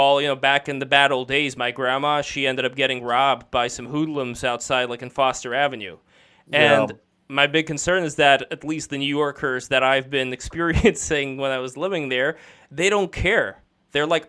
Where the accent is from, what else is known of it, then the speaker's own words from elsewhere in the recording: Saint Petersburg, Russia; moved away; also born or lived in Brooklyn, New York; I was from St. Petersburg and I emigrated